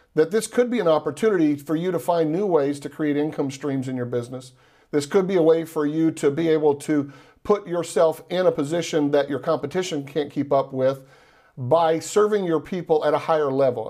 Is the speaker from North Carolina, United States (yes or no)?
no; Texas, United States; now in Florida, United States; I'm from Texas. I live in Florida now